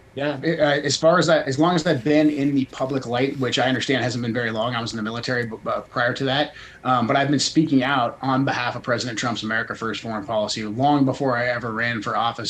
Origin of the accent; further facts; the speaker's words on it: Portland, Oregon, United States; moved away as an adult; I grew up in Portland, left in 98, but I moved back briefly to get my kids closer to my family